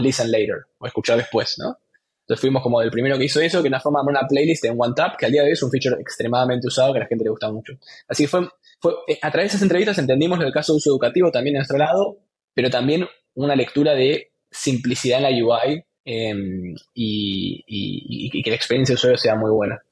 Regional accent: Argentina; also born or lived in Buenos Aires; estudiando ingeniería informática ingeniería de software en, Buenos Aires, soy argentino

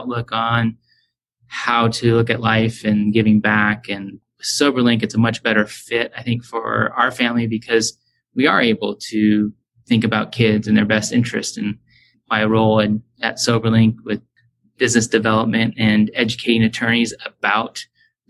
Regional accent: Huntington Beach, California, United States; moved away as an adult; now in North Carolina, United States; That's where I grew up. You know, I was born in Hogue Hospital in Newport Beach.

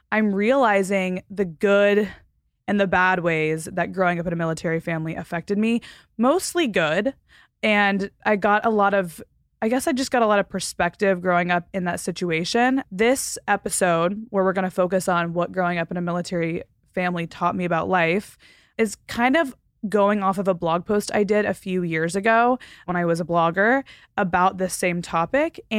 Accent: Panama City, Florida, United States; born there; So, a little backstory I was born on Tyndall Air Force Base in Panama City, Florida.

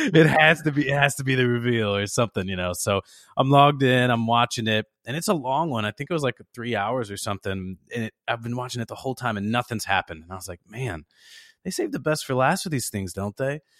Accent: Chicago, Illinois, United States; I was raised in the South Side of Chicago

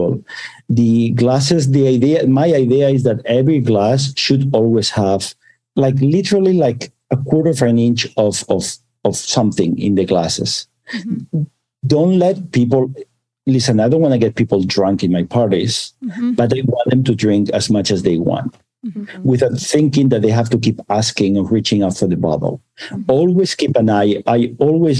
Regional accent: Barcelona, Catalonia, Spain; now in United States; I was born in Barcelona

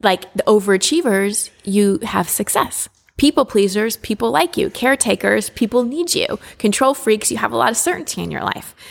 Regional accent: Texas, United States; I, I grew up in Texas

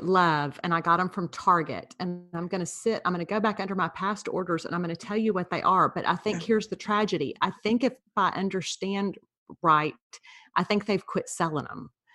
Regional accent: Beaumont, Texas, United States; I went to high school in Beaumont

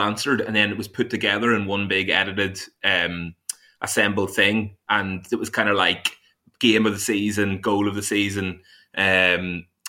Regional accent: Ireland; now in England; I'm Irish

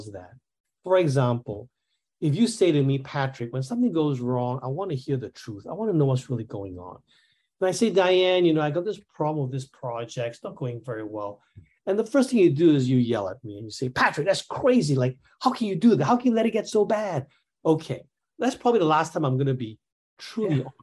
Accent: Singapore; I'm from Singapore

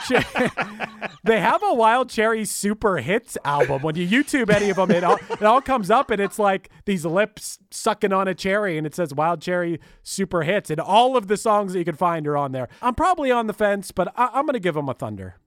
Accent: Pittsburgh, Pennsylvania, United States; born or raised there

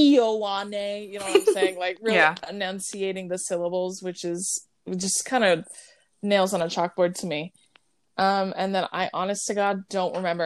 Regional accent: California, United States; I guess it's obvious that we were raised in California. We were born and raised in California. Mm-hmm. So, I mean, we grew up with Samoan family

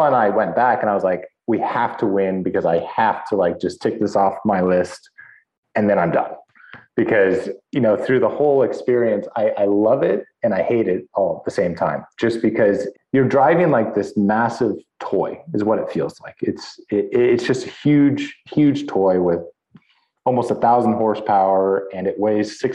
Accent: Northern California, United States; also born or lived in Europe; growing up in California, fairly close to Mexico

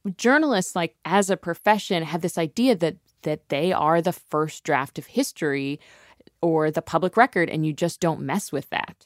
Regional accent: Ohio, United States; moved away; I'm from Ohio

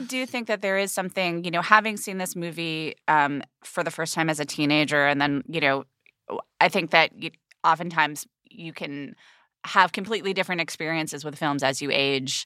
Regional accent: United Kingdom; being a British person, like, I have it, like, very deeply in my D N A, this class consciousness

